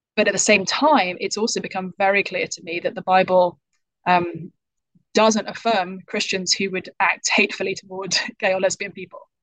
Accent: United Kingdom; accent: British; now in United States; I'm from the UK, as people might be able to tell from my accent

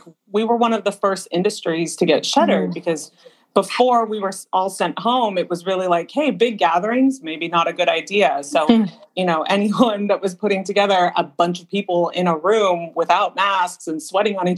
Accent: Southern California, United States; I grew up here in Southern California

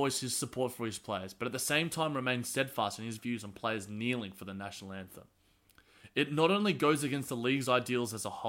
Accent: Australia; as an Australian

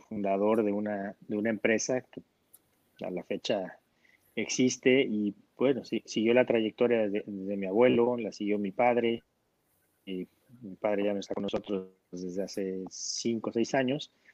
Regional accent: Mexico

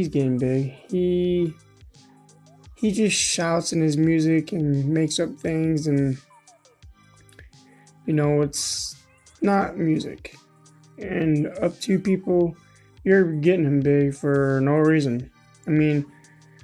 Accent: Michigan, United States; I'm from Michigan

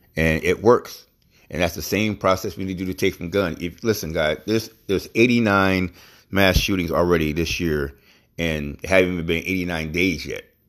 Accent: United States

